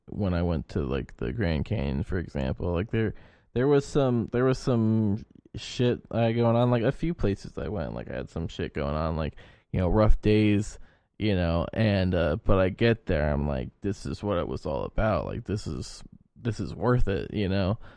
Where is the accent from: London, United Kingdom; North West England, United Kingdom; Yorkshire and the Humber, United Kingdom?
Yorkshire and the Humber, United Kingdom; As a Yorkshire man, I said no.